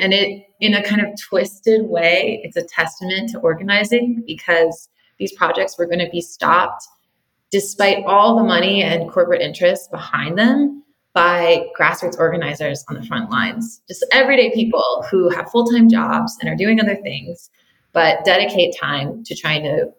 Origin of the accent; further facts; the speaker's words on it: California, United States; an exciting thing that I've seen here in my home state of California